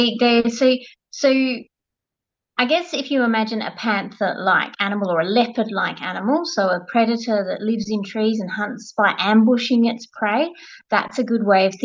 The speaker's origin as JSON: {"language": "English", "country": "Australia", "said": "as an Australian"}